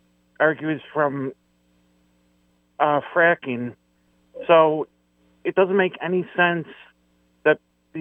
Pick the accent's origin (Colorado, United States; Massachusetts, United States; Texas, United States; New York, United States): New York, United States; Buffalo; I'm from Buffalo